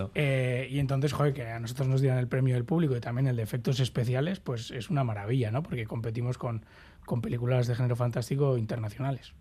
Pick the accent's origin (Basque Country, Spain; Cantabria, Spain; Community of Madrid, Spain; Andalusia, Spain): Basque Country, Spain; somos los, los vascos ¿no? y vascas, que nos gusta, somos mendizales